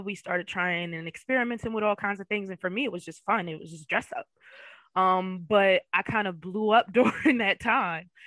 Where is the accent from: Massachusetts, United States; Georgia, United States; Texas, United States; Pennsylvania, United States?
Pennsylvania, United States; Philadelphia; moved away as an adult; now in Florida, United States; I'm from the Philadelphia area. Um, West Philly born and raised